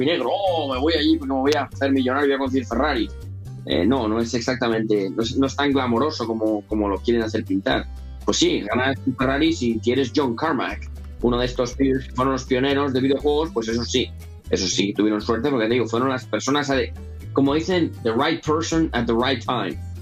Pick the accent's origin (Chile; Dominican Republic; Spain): Spain; first language Spanish; moved away as an adult; now in United States; yo soy español y bueno, aunque soy ahora ya soy aquí ciudadano norteamericano, pero yo soy, yo español, mi primer idioma es el español, y, la, la, vida que tuve en España, los 20 años que viví en España antes de venirme aquí